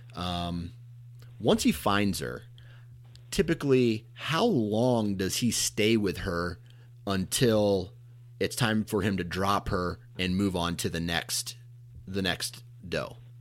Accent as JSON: {"language": "English", "region": "Iowa", "country": "United States", "said": "I'm from Iowa"}